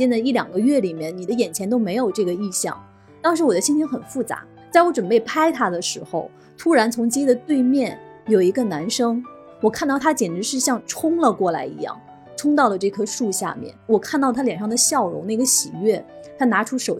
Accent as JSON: {"language": "Chinese", "country": "China", "said": "就是好多我们就是中国人的那种含蓄的情感表达"}